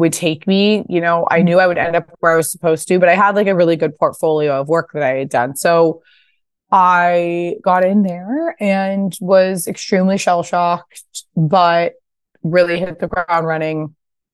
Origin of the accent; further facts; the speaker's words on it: Pasadena, California, United States; also born or lived in New York; I'm from Pasadena. This was the house I grew up